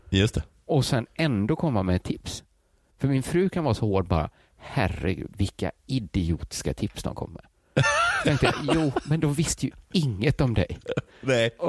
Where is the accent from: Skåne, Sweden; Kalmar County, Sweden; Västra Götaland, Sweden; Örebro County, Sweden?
Västra Götaland, Sweden; Gothenburg; accent: Gothenburg Swedish (göteborgska); jag talar göteborgska.